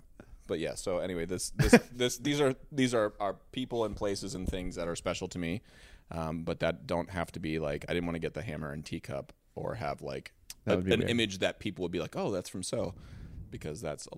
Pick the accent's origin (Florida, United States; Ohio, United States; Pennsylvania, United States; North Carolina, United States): Ohio, United States; The Ohio one is because I'm from